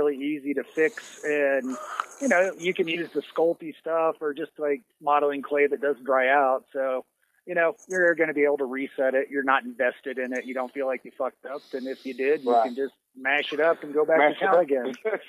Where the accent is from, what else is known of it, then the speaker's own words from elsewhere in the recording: Gatlinburg, Tennessee, United States; moved away; also born or lived in Wyoming; we actually had a taxidermist a couple miles down the street from me where I grew up in Tennessee in Gatlinburg.